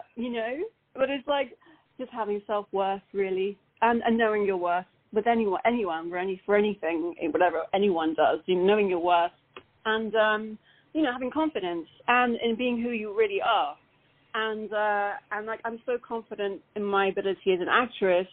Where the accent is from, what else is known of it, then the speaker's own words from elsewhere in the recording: London, United Kingdom; accent: British; moved away as an adult; now in Los Angeles, United States; So although I'm born in London, I'm 100% Italian